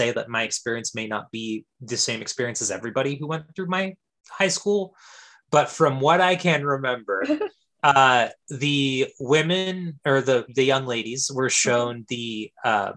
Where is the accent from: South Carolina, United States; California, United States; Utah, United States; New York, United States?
California, United States; Fresno; I am from Central California, the San Joaquin Valley originally, mm-hmm. And I am from specifically the Fresno area.